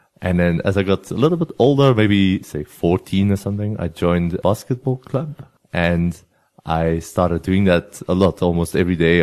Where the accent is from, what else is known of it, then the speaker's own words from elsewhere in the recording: near the French border, coastal town in Flanders, Belgium; first language Flemish; English is a second language; moved away; I'm from Belgium originally, and I grew up in a little town at the coast in Belgium. Our coastline is about 60 kilometers, and I was on the side that borders France. I'm from the Flemish part in Belgium, so my home language is Flemish